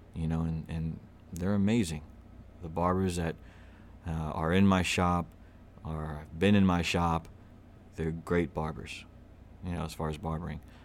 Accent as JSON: {"language": "English", "town": "Little Rock", "region": "Arkansas", "country": "United States", "tie": "born or raised there", "also_born_or_lived": "Los Angeles, California / Glendale, California / Pasadena, California", "moved": "yes", "lives_now": "Bryant, United States", "said": "I was born in Little Rock. I'm a true niner, Southwest. Uh, grew up in, uh, off of Maple Bluff"}